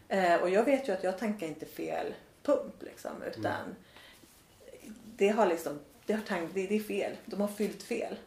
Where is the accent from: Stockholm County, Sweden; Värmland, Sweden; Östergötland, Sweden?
Värmland, Sweden; moved away; also born or lived in Australia; jag har ju en väldigt stark känsla av att vara värmlänning.